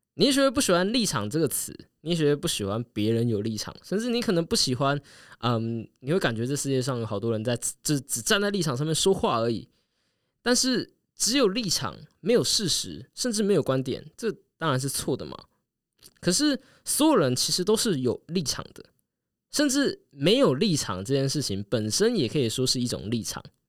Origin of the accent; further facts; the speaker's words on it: Taiwan; 我台湾人